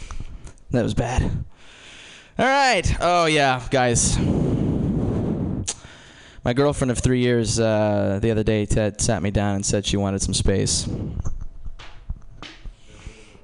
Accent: Georgetown, Indiana, United States; I'm from Georgetown, Indiana

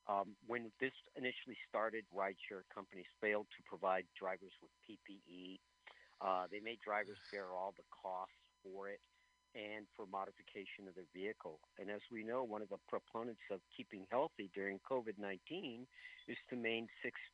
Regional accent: United States; I'm an American. I'm proud of being American.

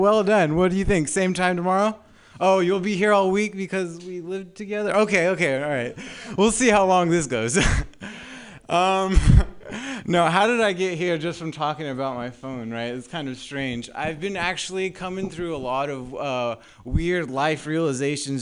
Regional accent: Southern California, United States; moved away as an adult; now in San Francisco, United States; I'm actually new up here to San Francisco. I'm from Southern California. That's why my voice sounds like

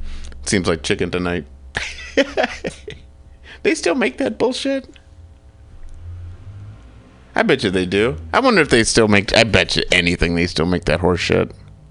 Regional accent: Michigan, United States; I grew up in Michigan.

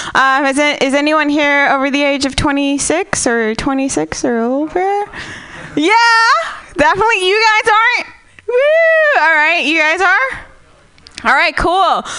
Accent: Namibia; now in United States; I am from Namibia. Technically, I'm an alien.

